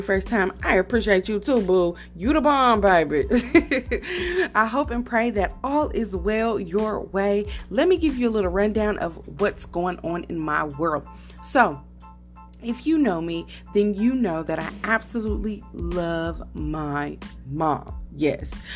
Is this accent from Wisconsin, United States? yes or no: no; Decatur, Illinois, United States; moved away; I went to Decatur, Illinois, which is my hometown